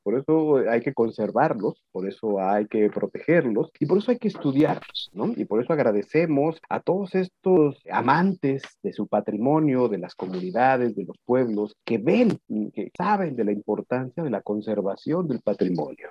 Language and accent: Spanish; Mexico; lo que nos hace mexicanos